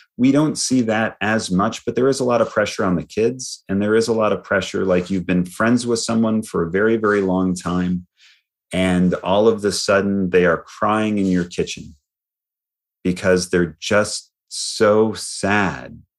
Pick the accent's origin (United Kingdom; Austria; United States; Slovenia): United States; Lansing, Michigan; now in Texas, United States; I was born in Lansing, Michigan